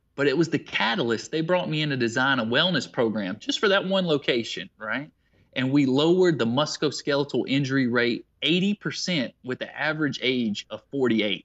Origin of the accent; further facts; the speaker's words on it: Waterloo, South Carolina, United States; Greenwood is near my hometown of Waterloo, South Carolina